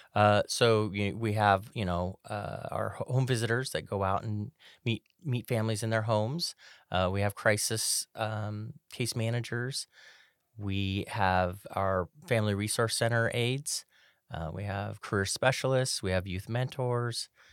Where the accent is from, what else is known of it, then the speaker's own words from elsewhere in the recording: Sacramento, California, United States; I was born and raised in Sacramento